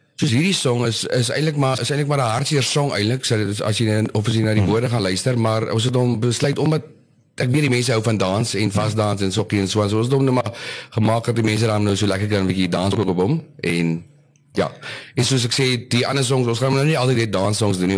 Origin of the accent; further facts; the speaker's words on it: Oudtshoorn, Western Cape, South Africa; also born or lived in Port Elizabeth; now in George, South Africa; ek is maar gebore in PE, eh, groot geword in Oudtshoorn en nou so 13 jaar in George.